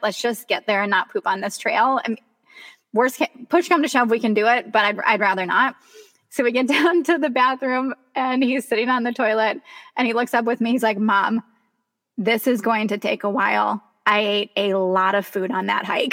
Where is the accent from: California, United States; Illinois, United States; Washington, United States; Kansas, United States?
Kansas, United States; moved away; I grew up in Kansas